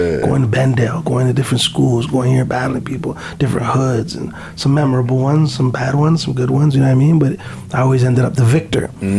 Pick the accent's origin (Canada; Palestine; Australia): Canada; hey, Bishop, I'm from Canada, I'm here, I'm supposed to be battling.